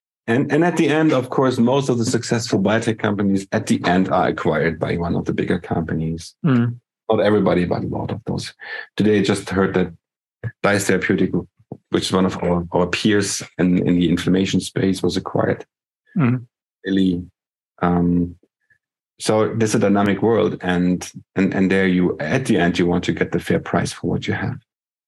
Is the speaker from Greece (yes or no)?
no; Germany